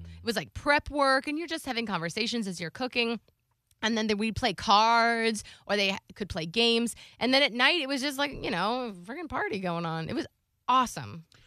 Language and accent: English; Florida, United States; I'm from Florida.